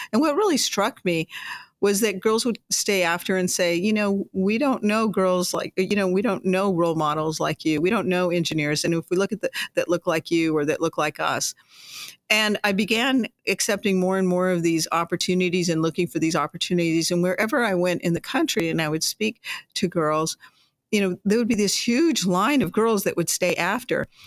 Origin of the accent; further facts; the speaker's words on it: Las Cruces, New Mexico, United States; when I was a young girl growing up in Las Cruces, New Mexico